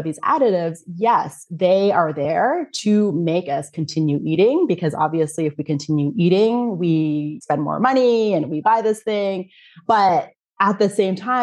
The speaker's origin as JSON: {"language": "English", "country": "Canada", "moved": "yes", "lives_now": "Germany", "said": "I'm from Canada. Every time I come back to Germany where I live"}